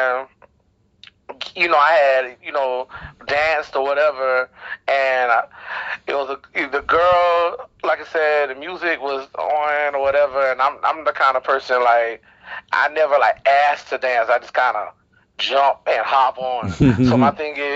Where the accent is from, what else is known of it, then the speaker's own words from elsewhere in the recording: Wilmington, North Carolina, United States; And I'm from Wilmington, North Carolina, born and raised.